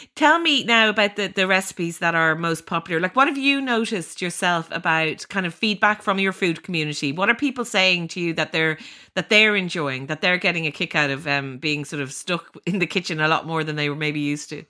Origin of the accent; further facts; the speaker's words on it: Ireland; as Irish people